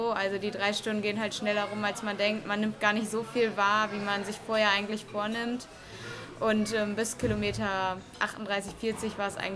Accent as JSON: {"language": "German", "town": "Billerbeck", "region": "North Rhine-Westphalia", "country": "Germany", "said": "Also ich komme aus Billerbeck und bin dann auch in Billerbeck angefangen."}